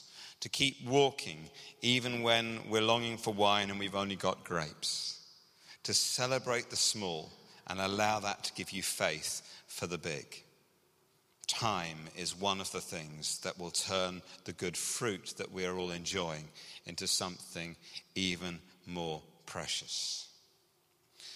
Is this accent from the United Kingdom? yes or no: yes; England, United Kingdom; now in Scotland, United Kingdom; as you can hear from my accent, I grew up in England